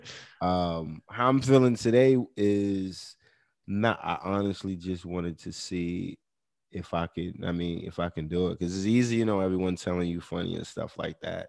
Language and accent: English; New York, United States; I'm from New York, like you know I'm born and raised in New York